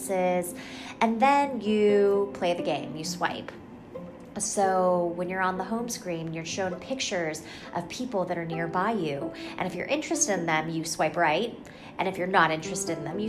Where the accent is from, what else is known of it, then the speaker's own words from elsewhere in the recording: Albuquerque, New Mexico, United States; moved away as an adult; also born or lived in Los Angeles, California; now in Bay Area, United States; I grew up in Albuquerque, New Mexico